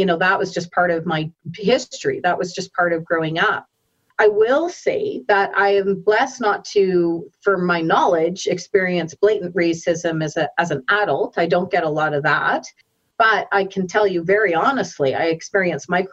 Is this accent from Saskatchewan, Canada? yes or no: yes; Saskatoon, Saskatchewan, Canada; now in Calgary, Canada; I'm born and raised actually in Saskatoon, Saskatchewan, and moved to Calgary